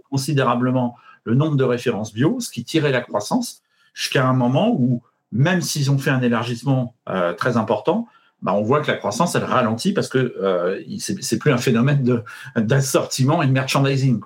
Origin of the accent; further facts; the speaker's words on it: Paris, Île-de-France, France; je suis parisien